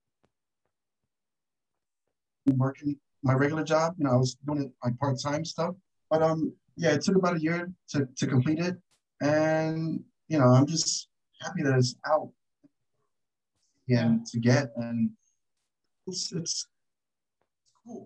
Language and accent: English; New Jersey, United States; I'm from New Jersey